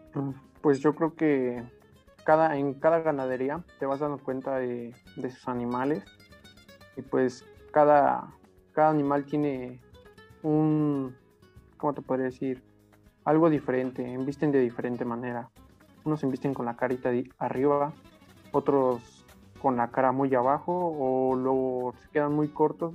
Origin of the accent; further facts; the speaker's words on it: Apizaco, Tlaxcala, Mexico; yo soy de Apisaco, de Apizaco.